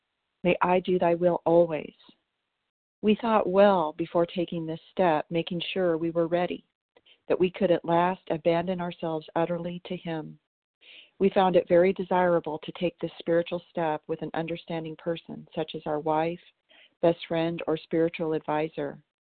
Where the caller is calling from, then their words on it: Tennessee, United States; Today I'm calling you from Tennessee.